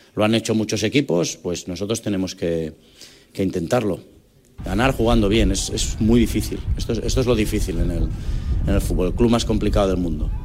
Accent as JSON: {"language": "Spanish", "region": "Catalonia", "country": "Spain", "said": "Así somos los catalanes"}